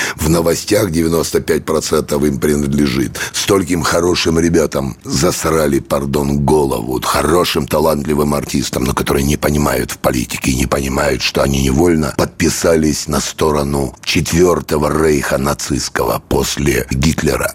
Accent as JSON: {"language": "Russian", "region": "Kyiv", "country": "Ukraine", "tie": "born or raised there", "moved": "yes", "said": "я родился в Киеве"}